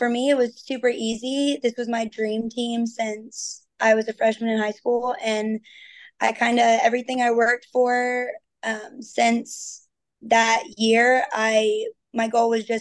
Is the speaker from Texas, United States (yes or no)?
yes; Texas, United States; I am from Texas